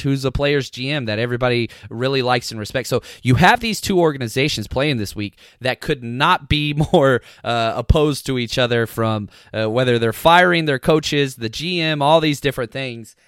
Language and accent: English; United States; I grew up in Dallas Cowboys country